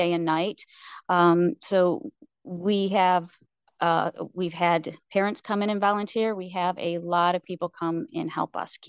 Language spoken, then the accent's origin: English; New York, United States; I came from New York and I moved out here 18 years ago, and I'm so very blessed to find this community.